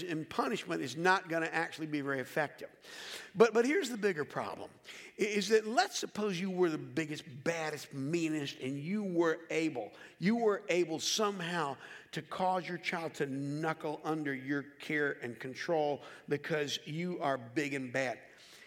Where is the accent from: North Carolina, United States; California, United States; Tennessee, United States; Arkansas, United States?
North Carolina, United States; Charlotte; growing up in Charlotte, North Carolina